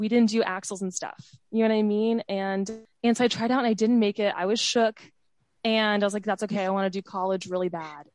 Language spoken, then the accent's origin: English; Dallas, Texas, United States; I grew up in Dallas